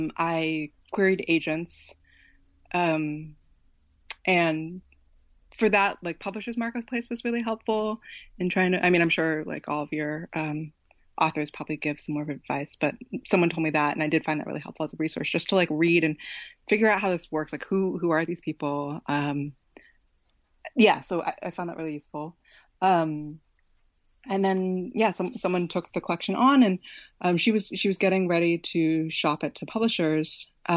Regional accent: West Coast, United States; I grew up on the West Coast. Like, I didn't know anybody who read it growing up.

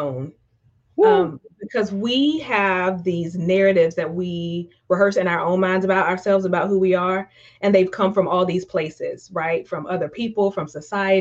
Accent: Eastern North Carolina, United States; I grew up in Eastern North Carolina, probably tell from my accent, I'm from the Deep South

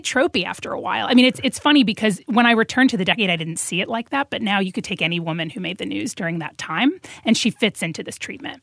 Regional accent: Macon, Georgia, United States; growing up in Macon, Georgia

